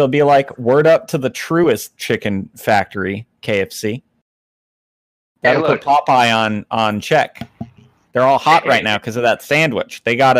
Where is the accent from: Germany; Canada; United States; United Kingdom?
United States; Appalachia; As an Appalachian myself